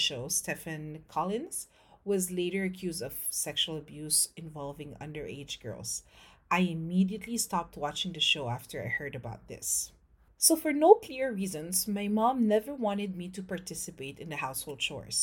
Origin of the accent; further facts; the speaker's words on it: Philippines; moved away as an adult; now in France; I'm French-Filipino. I grew up in the Philippines, and in 2011, I moved to France with my husband and my daughter